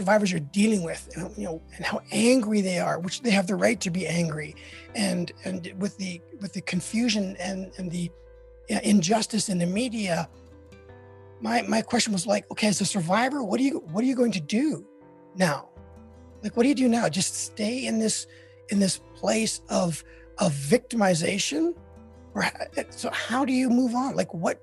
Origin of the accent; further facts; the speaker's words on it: Canada; now in United States; I'm Canadian